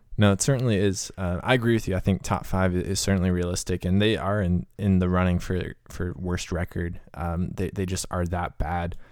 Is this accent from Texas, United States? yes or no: no; Cleveland, Ohio, United States; born or raised there